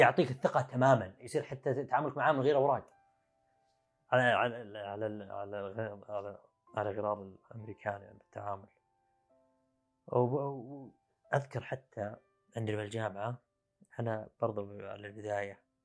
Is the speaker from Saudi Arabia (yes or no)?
yes; Saudi Arabia; also born or lived in China; احنا كسعوديه